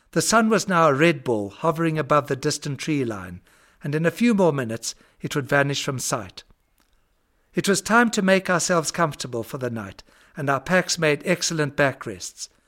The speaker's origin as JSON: {"language": "English", "country": "Zimbabwe", "tie": "born or raised there", "said": "the farm I grew up on in Zimbabwe"}